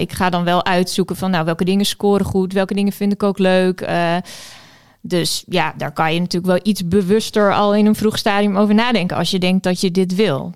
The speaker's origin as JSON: {"language": "Dutch", "region": "Friesland", "country": "Netherlands", "also_born_or_lived": "Amsterdam", "moved": "as an adult", "lives_now": "Groningen, Netherlands", "said": "Ik kom eigenlijk uit Friesland en ik heb hier rechten gestudeerd."}